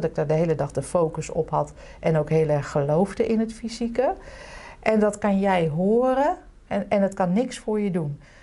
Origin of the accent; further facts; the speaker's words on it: Utrecht, Netherlands; also born or lived in The Hague; waar ik werd geboren was ooit een hele chique wijk. Toen werd het echt helemaal verpauperd. Nu is het weer superhip